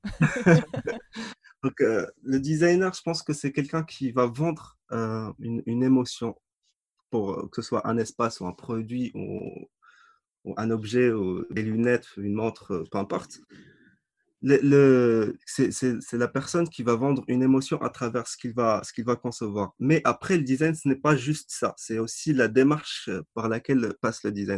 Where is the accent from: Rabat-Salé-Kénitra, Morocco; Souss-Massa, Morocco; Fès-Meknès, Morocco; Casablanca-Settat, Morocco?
Souss-Massa, Morocco; Agadir; also born or lived in Casablanca / Tetouan; à Gadir dans ma ville natale